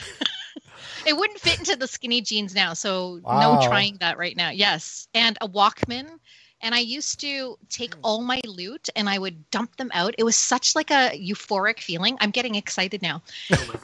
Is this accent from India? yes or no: no; Canada; my upbringing as a Filipino Canadian